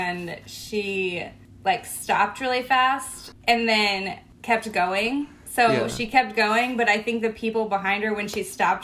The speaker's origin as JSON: {"language": "English", "town": "Indianapolis", "region": "Indiana", "country": "United States", "said": "I'm from Indianapolis. I moved away for college, got married, stayed in a small town about 2 hours from Indy, and then we moved back last summer."}